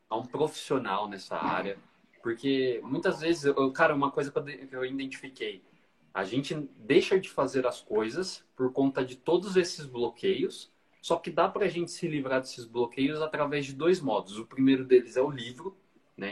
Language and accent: Portuguese; Brazil; aqui no Brasil